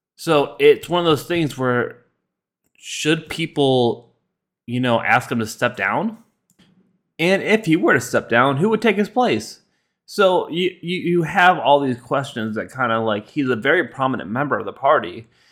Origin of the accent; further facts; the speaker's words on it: United States; we as American citizens